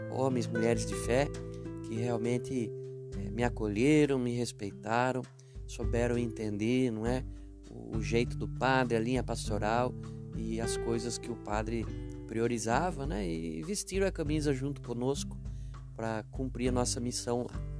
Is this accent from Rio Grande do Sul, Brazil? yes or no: no; Baliza, Roraima, Brazil; eu saí de Baliza, Roraima, mas Baliza, Roraima não saiu de mim.